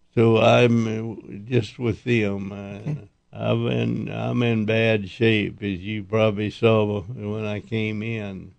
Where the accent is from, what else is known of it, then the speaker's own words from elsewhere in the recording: Dexter, New Mexico, United States; also born or lived in Oklahoma / Amarillo, Texas; In New Mexico, but I was born in Oklahoma